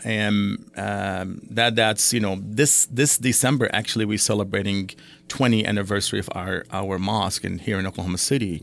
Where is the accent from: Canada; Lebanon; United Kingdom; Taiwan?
Lebanon; now in United States; my father is, uh, Palestinian, my mother is Syrian, I was born in Lebanon.